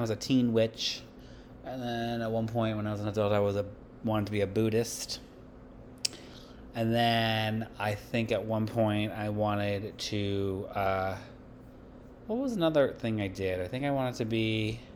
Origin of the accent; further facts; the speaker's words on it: Massachusetts, United States; where I grew up in Massachusetts